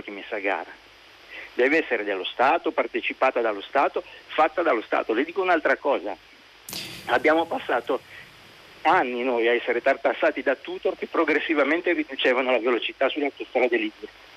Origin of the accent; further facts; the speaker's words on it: Genoa, Liguria, Italy; io sono genovese